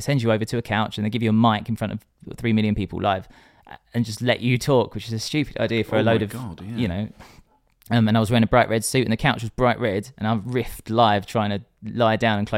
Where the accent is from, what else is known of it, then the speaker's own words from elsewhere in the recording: Essex, East of England, United Kingdom; I'm from Essex